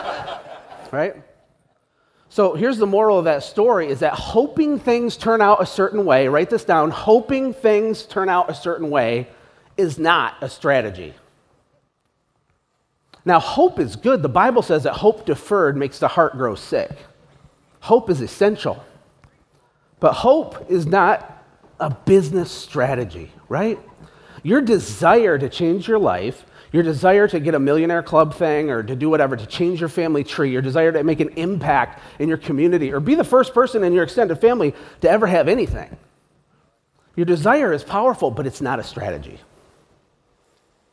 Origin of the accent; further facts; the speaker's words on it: Flint, Michigan, United States; I was born in Flint, Michigan.